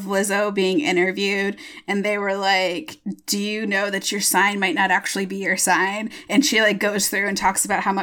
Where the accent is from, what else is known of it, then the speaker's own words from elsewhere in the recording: Michigan, United States; I'm from Michigan